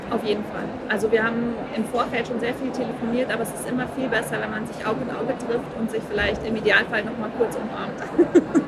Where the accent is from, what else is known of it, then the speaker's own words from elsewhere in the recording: Frankfurt, Hesse, Germany; ich als Frankfurterin